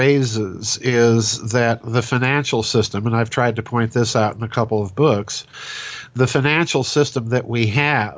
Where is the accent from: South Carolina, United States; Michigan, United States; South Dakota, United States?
South Dakota, United States; I'm a hack from South Dakota